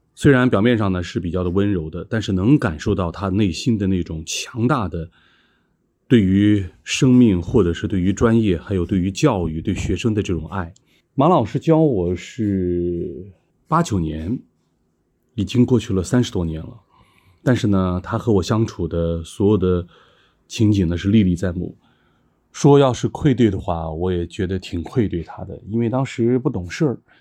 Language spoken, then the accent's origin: Chinese; Qinghai, China; moved away; 在我的老家青海，因为地理条件比较差